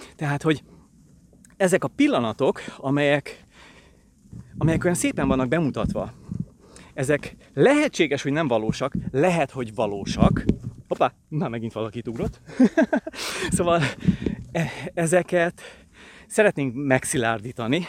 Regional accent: Pilisvörösvár, Pest, Hungary; itt nőttem fel Pilisvörösváron

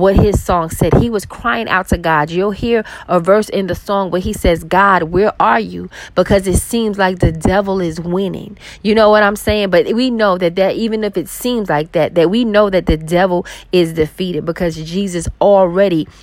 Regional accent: New York City, New York, United States; I grew up with violence in New York City

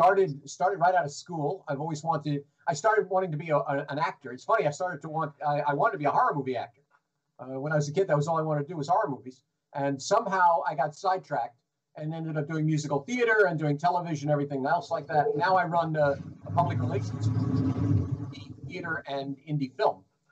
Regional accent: New York, United States; We didn't have speech class, and I'm from the Bronx. I'm from the Bronx, New York, where everyone talked like this.

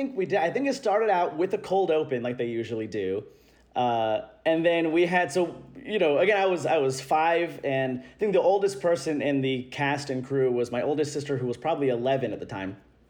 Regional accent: Louisville, Kentucky, United States; 29, Gemini. I'm from Louisville, Kentucky, and I don't have an accent. Sorry to all those who assume that all Kentuckians have one.

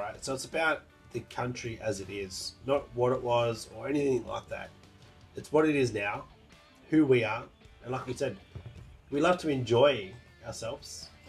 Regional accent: Australia; Born and bred Aussie here.

